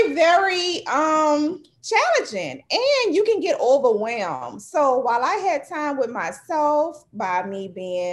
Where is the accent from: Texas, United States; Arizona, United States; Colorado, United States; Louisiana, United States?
Louisiana, United States; New Orleans; now in Slidell, United States; I am from New Orleans, Louisiana. I live in Slidell, Louisiana.